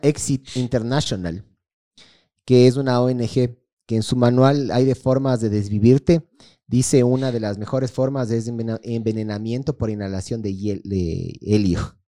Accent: Ecuador

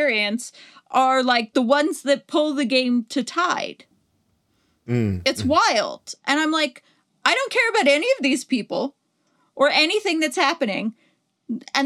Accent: Southern California, United States; I grew up in Southern California

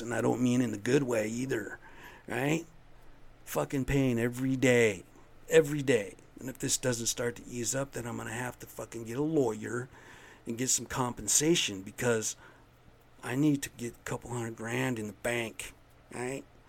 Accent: United States; I'm American Indian

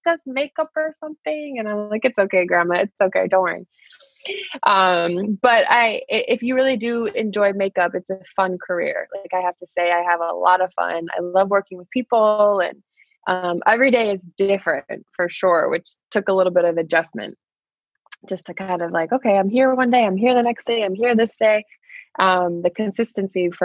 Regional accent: Michigan, United States; moved away as an adult; now in New York City, United States; I'm from Michigan originally

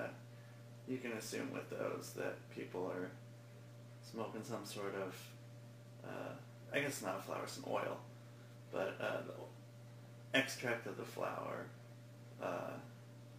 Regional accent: West Linn, Oregon, United States; I'm from West Lynn

